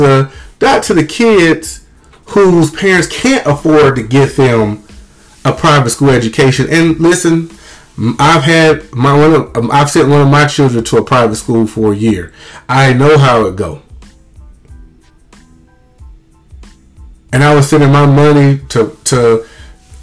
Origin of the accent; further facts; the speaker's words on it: Mississippi, United States; I have a lot of people growing up in Mississippi who loved me as a kid